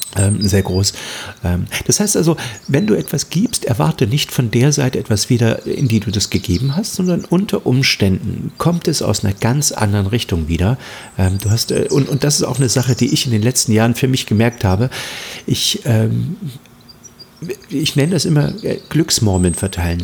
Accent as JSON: {"language": "German", "town": "Halle", "region": "Saxony-Anhalt", "country": "Germany", "tie": "born or raised there", "also_born_or_lived": "Hamburg", "moved": "as an adult", "lives_now": "Mecklenburg, Germany", "said": "ich bin im Osten geboren, im Osten aufgewachsen, bin mit 18 damals ähm, aus Halle an der Saale nach Hamburg, habe in Hamburg 30 Jahre gelebt und bin jetzt wieder zurück in den Osten nach Mecklenburg gezogen"}